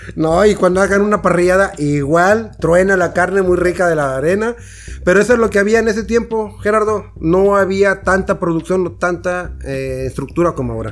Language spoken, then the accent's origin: Spanish; Tampico, Tamaulipas, Mexico; Yo soy de Tampico